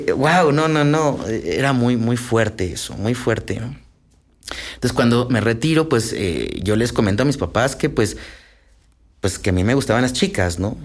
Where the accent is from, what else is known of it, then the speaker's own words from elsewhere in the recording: Aguascalientes, Mexico; yo soy originario de Aguascalientes, allá nací